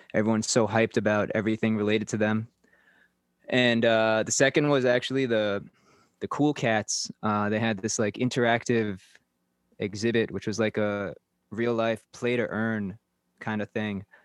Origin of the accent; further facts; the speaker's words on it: New York, United States; moved away as an adult; now in Mumbai, India; I'm originally from New York